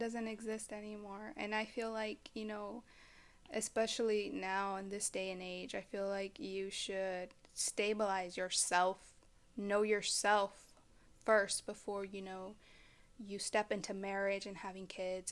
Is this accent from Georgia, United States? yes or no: no; Dallas, Texas, United States; I am from the Dallas, Fort Worth area.